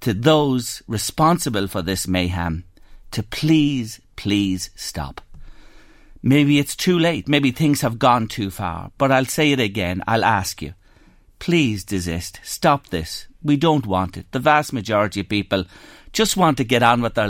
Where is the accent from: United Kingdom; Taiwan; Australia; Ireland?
Ireland; Drogheda, Leinster; my hometown, Drogheda. You see, I was born and reared in this town